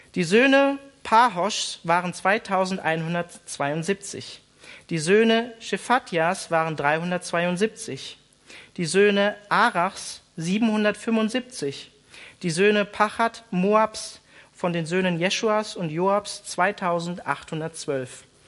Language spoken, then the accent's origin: German; Germany; wir als Deutsche